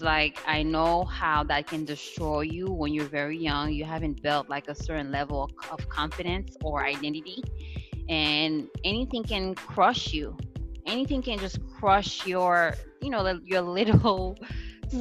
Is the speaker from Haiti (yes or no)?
yes; Haiti; moved away; I grew up in Haiti.